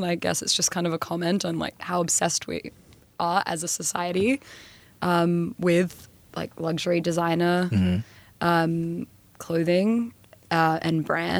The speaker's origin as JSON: {"language": "English", "country": "Australia"}